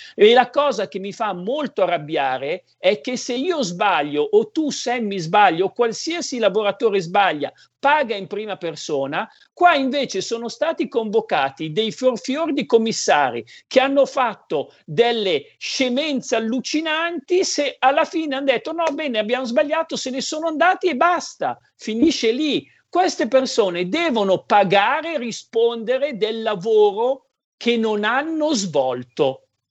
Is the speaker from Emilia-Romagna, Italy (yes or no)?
no; Codogno, Lombardy, Italy; ti chiedevano da dove arrivi, da Codogno